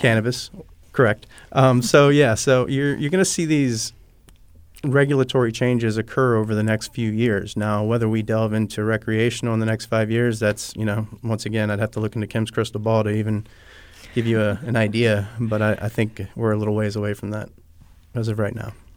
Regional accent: Pahokee, Florida, United States; also born or lived in California / Colorado; I'm Florida born. I'm from Pahokee, Florida.

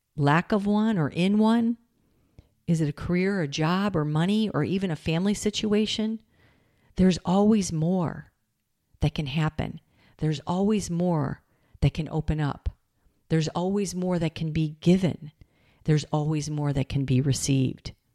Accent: Michigan, United States; I grew up in Michigan.

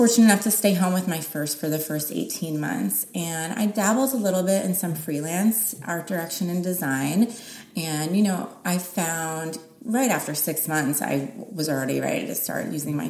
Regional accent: New Jersey, United States; now in Los Angeles, United States; I'm from New Jersey.

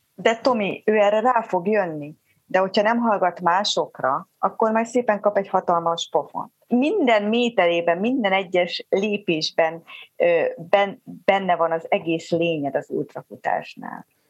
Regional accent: Zebegény, Pest, Hungary; also born or lived in Budapest; én Zebegénybe születtem, én a Zebegénybe a falu utolsó házába az erdő mellett nőttem föl

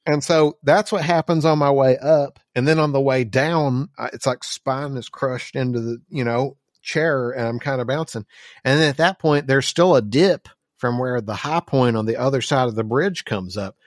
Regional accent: Arkansas, United States; we're from Rice Field, Arkansas

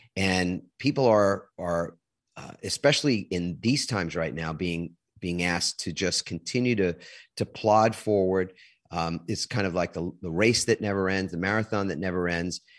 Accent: New York, United States; moved away; also born or lived in New Jersey; I'm originally from New York

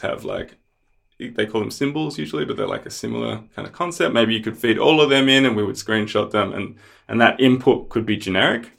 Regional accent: Australia; also born or lived in Melbourne; I'm from Australia, uh, live in Melbourne

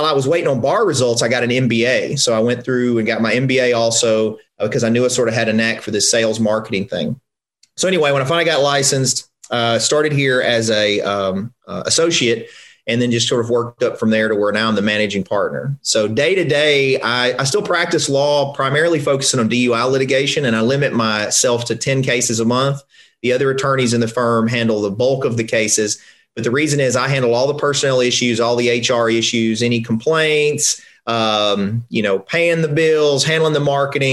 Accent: Covington, Tennessee, United States; I'm from a small town in Tennessee. I'm from Covington, which is north of Memphis.

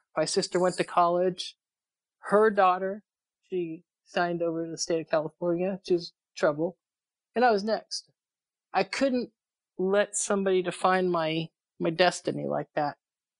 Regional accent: England, United Kingdom; born there; I was born overseas in England.

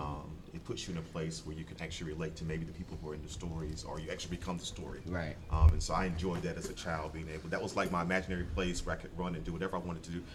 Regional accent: South Carolina, United States; moved away as an adult; also born or lived in Texas; now in Baltimore, United States; I'm from South Carolina

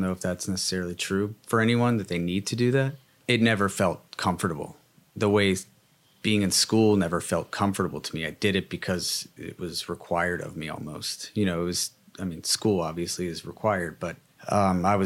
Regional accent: Cincinnati, Ohio, United States; growing up in Cincinnati

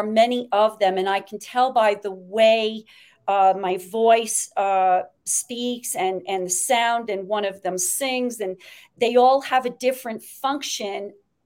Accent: Great Falls, Montana, United States; I was born in Great Falls, Montana

